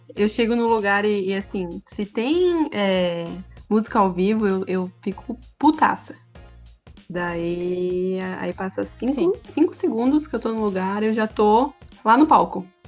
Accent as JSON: {"language": "Portuguese", "region": "Santa Catarina", "country": "Brazil", "accent": "manezinho", "said": "a gente é catarinense"}